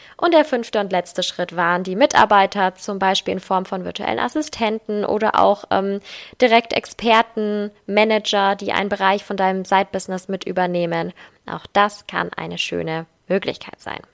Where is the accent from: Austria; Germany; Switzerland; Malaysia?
Germany; bei uns in Deutschland